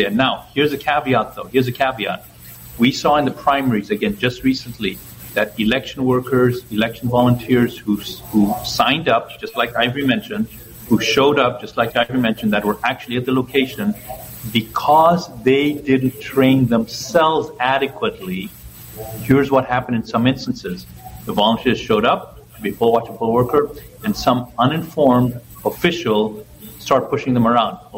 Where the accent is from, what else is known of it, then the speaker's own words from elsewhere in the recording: Ethiopia; born there; moved away; also born or lived in Zambia / Zimbabwe; I was born in Ethiopia. That country was okay, not great, but it was okay.